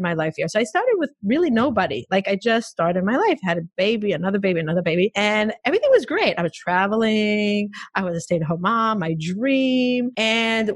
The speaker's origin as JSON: {"language": "English", "country": "Israel", "tie": "born or raised there", "moved": "as an adult", "lives_now": "United States", "said": "I grew up in Israel. I came to the States. I married my husband when I was 26."}